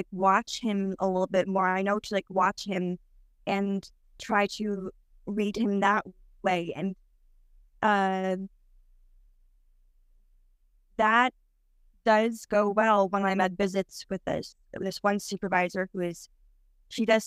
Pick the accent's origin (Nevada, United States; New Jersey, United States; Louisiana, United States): New Jersey, United States; I'm 33 and I'm from New Jersey